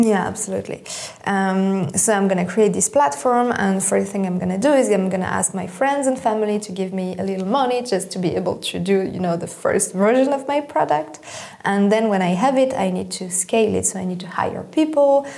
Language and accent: English; Switzerland; I grew up in Switzerland